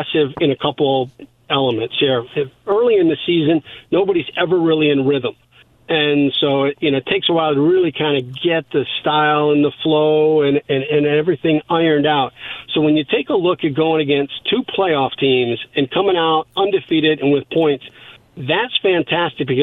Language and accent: English; Indianapolis, Indiana, United States; I grew up in Indianapolis